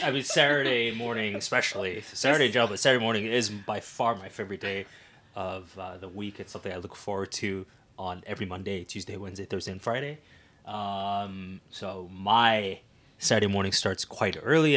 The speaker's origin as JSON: {"language": "English", "town": "Ottawa", "region": "Ontario", "country": "Canada", "tie": "born or raised there", "moved": "as an adult", "lives_now": "Waterloo Region, Canada", "said": "Ottawa's my hometown"}